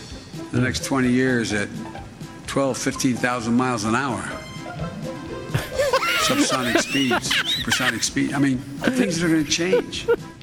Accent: Delaware, United States; Though I'm from Delaware

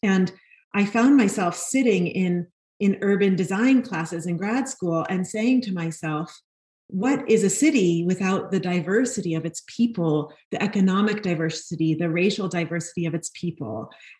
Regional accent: New York City, New York, United States; I grew up in Brooklyn, New York, and I am a fourth generation New Yorker. So that means my great grandparents came through Eastern Europe to Ellis Island in the early 1900s

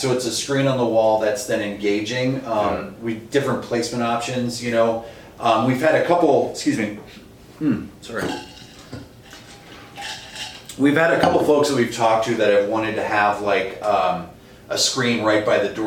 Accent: East Coast, United States; moved away as an adult; now in Minnesota, United States; I grew up on the East Coast.

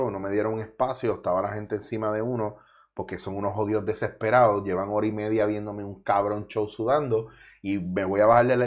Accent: Mayagüez, Puerto Rico; moved away as an adult; also born or lived in Bronx, New York, United States / Ponce, Puerto Rico / Cabo Rojo, Puerto Rico; now in Barcelona, Spain; bueno, en verdad nací en el Bronx, me crié en Mayagüez

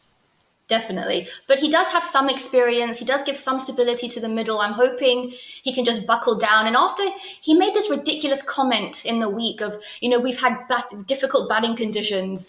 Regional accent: United Kingdom; Being a Brit

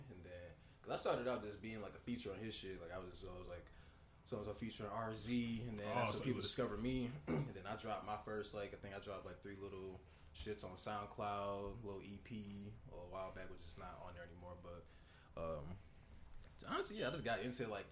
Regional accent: St. Louis Park, Minnesota, United States; also born or lived in St. Paul; I'm originally born from St. Louis Park

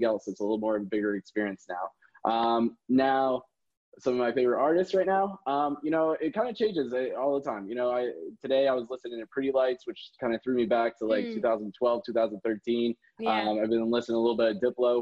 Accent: Tampa, Florida, United States; also born or lived in Cleveland, Ohio; I'm from Tampa, Florida. I was born in Cleveland, Ohio. I've grown up here all my life, pretty much

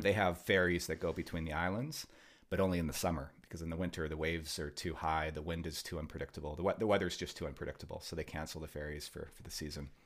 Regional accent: Vancouver, British Columbia, Canada; growing up in Vancouver here

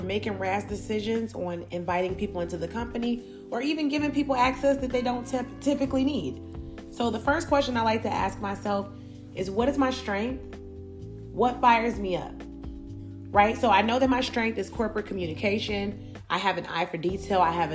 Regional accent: Chicago, Illinois, United States; I grew up in Chicago

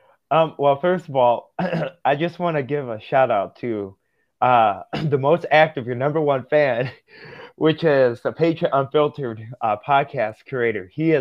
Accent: Russia; born there; moved away; So here's where I come from. So I was adopted from Russia back in 2006.

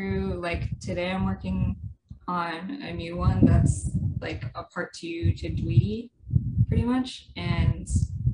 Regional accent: New Hampshire, United States; moved away as an adult; also born or lived in California; I grew up in New Hampshire, went to college in California

